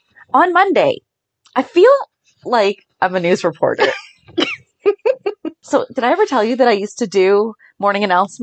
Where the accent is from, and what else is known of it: Ohio, United States; born or raised there